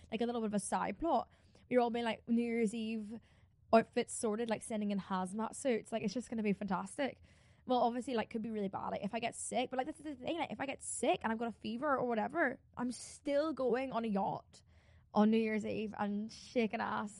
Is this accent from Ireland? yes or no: yes; Ireland; I'm Irish